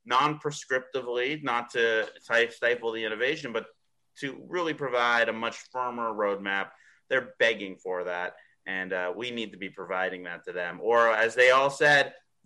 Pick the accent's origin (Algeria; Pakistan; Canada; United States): Canada; moved away; I'm originally from Canada